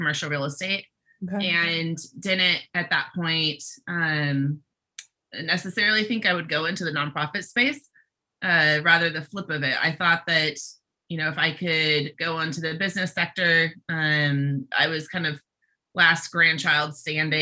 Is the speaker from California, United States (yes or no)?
yes; Bay Area, California, United States; I grew up in the Bay Area